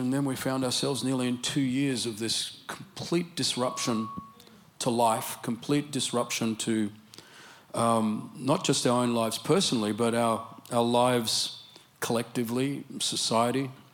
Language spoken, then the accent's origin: English; Australia; accent: Australian English; My Australian English accent